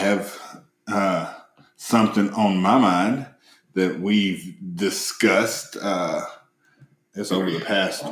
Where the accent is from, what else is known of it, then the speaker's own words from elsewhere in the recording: the South, United States; Growing up in the South as a black man